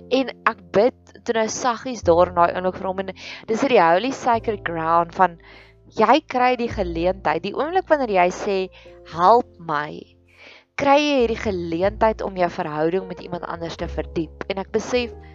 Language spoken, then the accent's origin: Afrikaans; South Africa